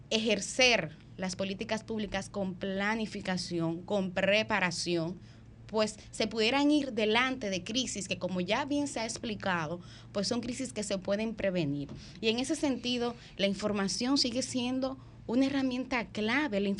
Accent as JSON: {"language": "Spanish", "country": "Dominican Republic", "said": "yo creo que es un hecho que como dominicanos y como dominicanas tienen que alarmarnos."}